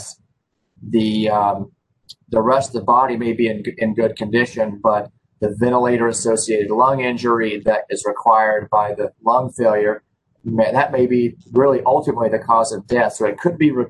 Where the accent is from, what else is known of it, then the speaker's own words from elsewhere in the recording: Memphis, Tennessee, United States; My background is that I grew up here in Memphis